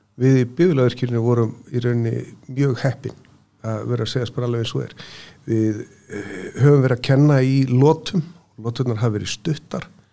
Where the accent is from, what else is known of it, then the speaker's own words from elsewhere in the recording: Austurland, Eastern Region, Iceland; moved away; ég er nú ættaður af Östuránum, fættist þar og ólst upp